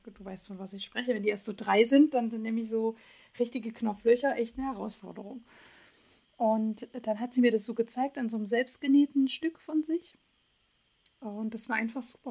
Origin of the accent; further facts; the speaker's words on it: Dresden, Saxony, Germany; born or raised there; now in Göttingen, Germany